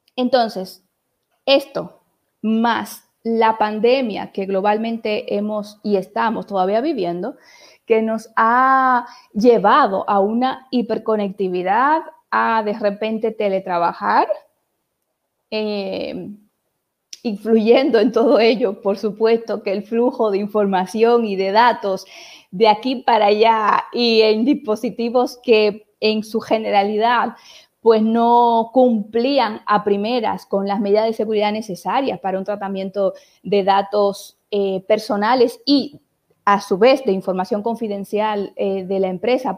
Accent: Puerto Plata, Dominican Republic; moved away as an adult; also born or lived in Santiago de Compostela, Spain; now in Barcelona, Spain; Soy de República Dominicana, de un pueblo hermoso, costero, Puerto Plata, y tengo unos 16 años viviendo aquí en Barcelona, España.

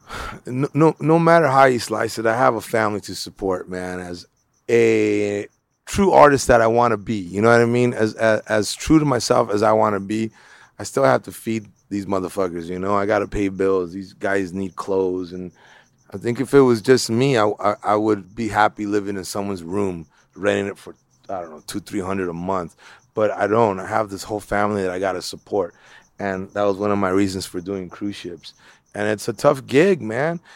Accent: Los Angeles, California, United States; I grew up in East L A in Bald Heights

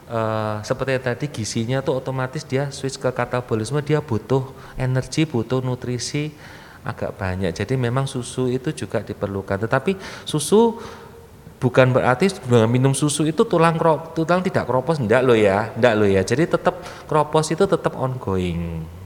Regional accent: East Java, Indonesia; Uh, Ngapunten saya ini orang Jawa Timur.

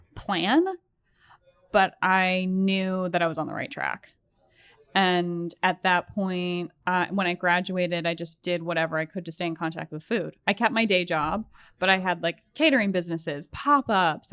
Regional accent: Massachusetts, United States; moved away as an adult; also born or lived in Boston; now in New York, United States; I spent my entire life in New England up until after college

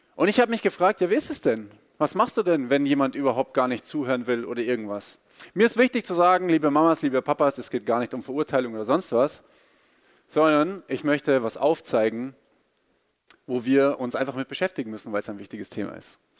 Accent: Bavaria, Germany; ich bin in Bayern aufgewachsen und bin auch Bayer

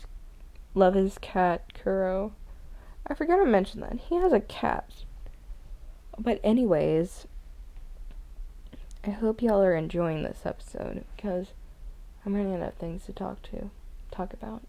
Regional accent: the South, United States; I'm from the South

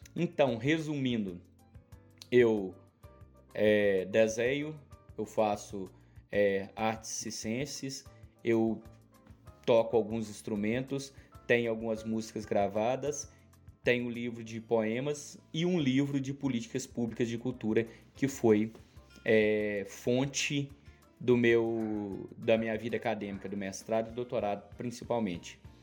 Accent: Araponga, Minas Gerais, Brazil; eu sou de Araponga, Minas Gerais

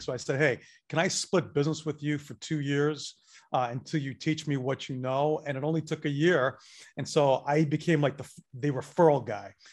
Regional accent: Northeast, United States; now in Atlanta, United States; I am a Northeast transplant

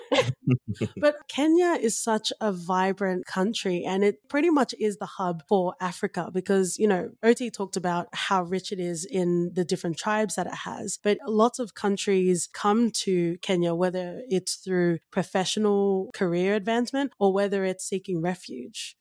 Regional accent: Australia; I am of Tongan ethnicity, but I grew up in Australia

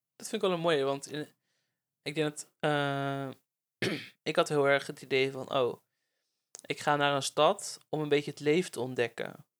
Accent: Netherlands; moved away; also born or lived in Breda; ik kom natuurlijk uit de Bijbelbelt

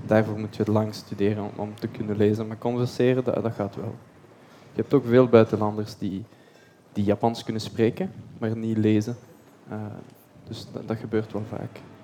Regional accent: Belgium; also born or lived in Tienen; Ik ben Belg

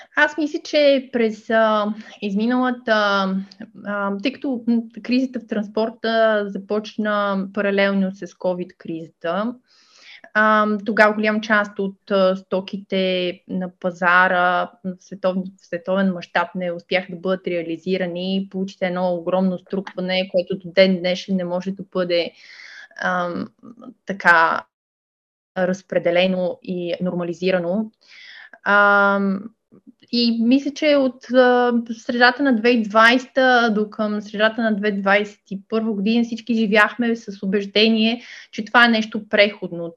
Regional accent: Ruse, Ruse Province, Bulgaria; moved away as an adult; Аз а, съм позиционирана в Русе. Това е моя роден град

